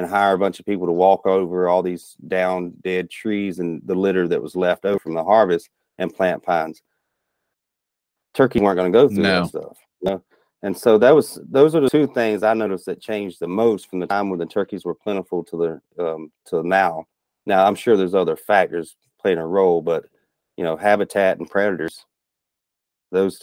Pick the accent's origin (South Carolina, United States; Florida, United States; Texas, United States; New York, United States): South Carolina, United States; Rock Hill; moved away as an adult; also born or lived in Charleston, South Carolina; now in Minnesota, United States; I grew up in South Carolina was in the upstate, near Rock Hill, South Carolina. Charleston was just where I was born